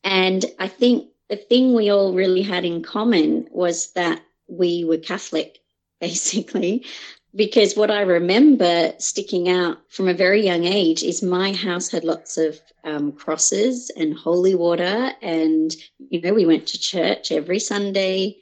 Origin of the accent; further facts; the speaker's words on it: Sydney, New South Wales, Australia; now in France; I was born in Australia to Irish parents and I now live in France